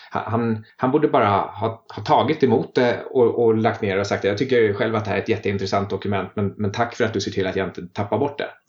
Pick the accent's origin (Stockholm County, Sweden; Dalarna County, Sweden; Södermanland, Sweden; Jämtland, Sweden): Dalarna County, Sweden; Falun; also born or lived in Garpenberg; Jag är från Dalarna